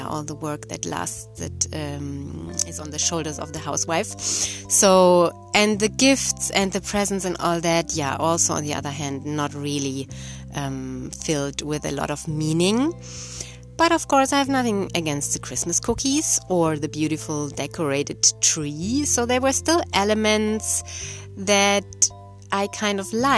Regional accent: Germany; moved away as an adult; also born or lived in Brazil; I grew up in Germany

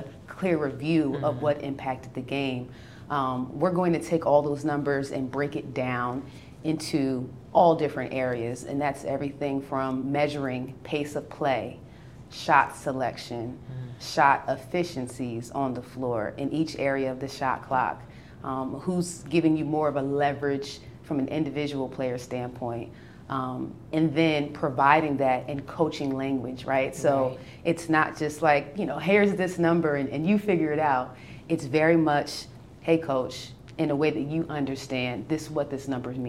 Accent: New Brunswick, New Jersey, United States; I'm from New Brunswick, New Jersey

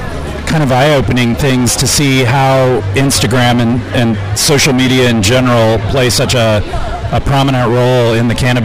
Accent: Tulsa, Oklahoma, United States; moved away as an adult; also born or lived in Las Vegas / Florida; Born and raised. Traveled, lived in Las Vegas for a while. That was interesting. Lived in Florida for a while, but yeah, Tulsa's home.

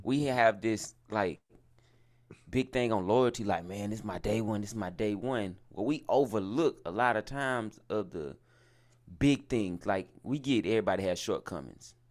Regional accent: the South, United States; I'm from the South

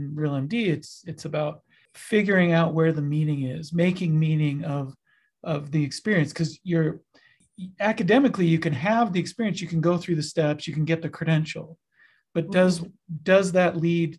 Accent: Utah, United States; I'm from Utah, but my family's from Peru

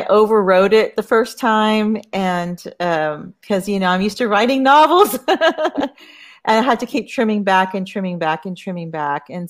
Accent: Corpus Christi, Texas, United States; moved away as an adult; Uh, I grew up here, but I, I, left to go to college and I, I, was away for like 30 years. So and I just moved back, uh, you know, three years ago.

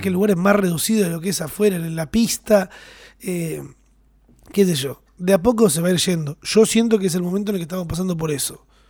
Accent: Argentina; somos argentinos y nos gusta abrazarnos

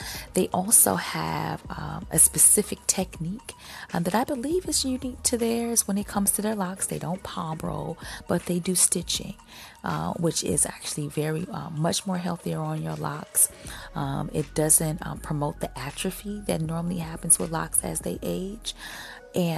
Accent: Chicago, Illinois, United States; my hometown of Chicago

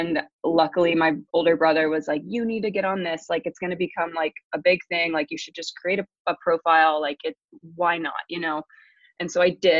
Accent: small town east of Columbus, Ohio, United States; also born or lived in England / Kentucky; I grew up in a really small town about 30 minutes east of Columbus, Ohio

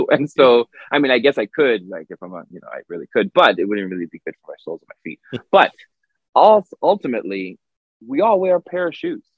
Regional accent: Toronto, Ontario, Canada; also born or lived in Montreal; I was born in Toronto

